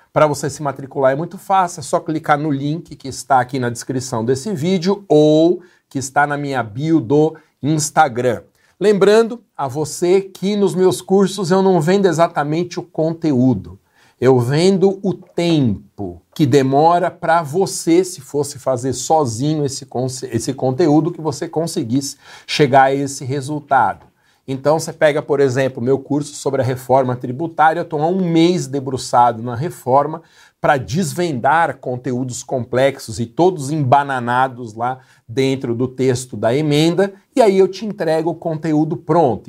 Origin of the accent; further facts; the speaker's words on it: Guarulhos, São Paulo, Brazil; minha cidade natal, uma empresa de limpeza de fachadas, tem sede em Guarulhos